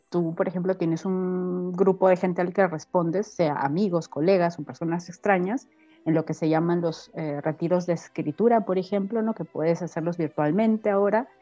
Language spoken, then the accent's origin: Spanish; Piura, Peru; moved away as an adult; also born or lived in Panama; now in Germany; yo soy de la costa norte, soy de Piura